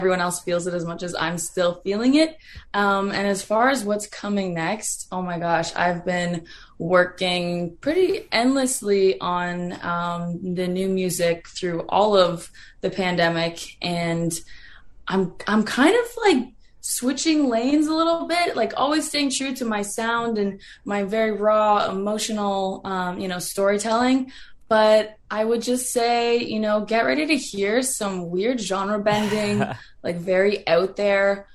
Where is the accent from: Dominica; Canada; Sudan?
Canada; an hour west of Toronto, Ontario; moved away; I grew up an hour west of Toronto